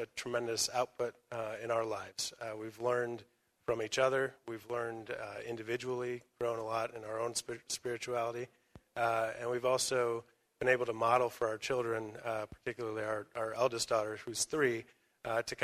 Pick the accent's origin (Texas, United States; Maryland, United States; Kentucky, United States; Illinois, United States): Illinois, United States; Chicago; moved away; I'm from Chicago originally, not as far away